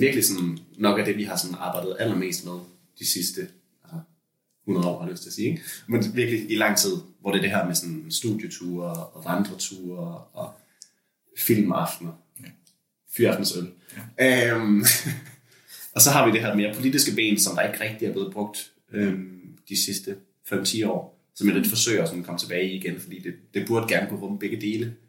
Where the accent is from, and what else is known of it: Lolland, Zealand, Denmark; born or raised there